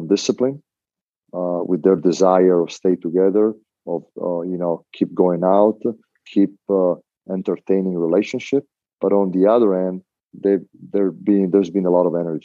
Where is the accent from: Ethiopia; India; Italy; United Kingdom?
Italy; Venice, Veneto; moved away; I grew up in Mestre and Venice